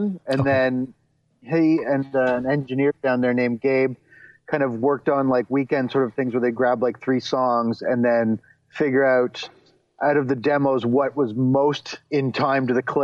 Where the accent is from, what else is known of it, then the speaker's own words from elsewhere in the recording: Ontario, Canada; I grew up in Canada and in Ontario